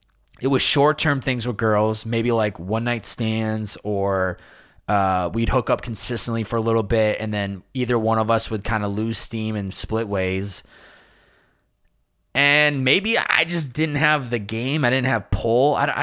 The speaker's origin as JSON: {"language": "English", "town": "Chicopee", "region": "Massachusetts", "country": "United States", "tie": "born or raised there", "said": "how the environment that I was raised in Chicopee, Massachusetts, and then college, and then where I am today in society"}